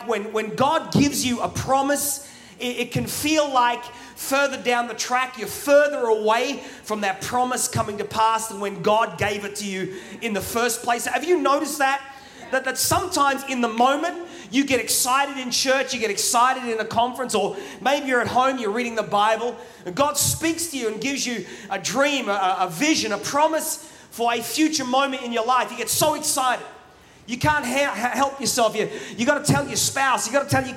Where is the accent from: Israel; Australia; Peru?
Australia; accent: Australian; also born or lived in England; now in Manchester, United Kingdom; My accent is Australian, even though I was born in England. I moved to Australia when I was 2. So my accent's Australian.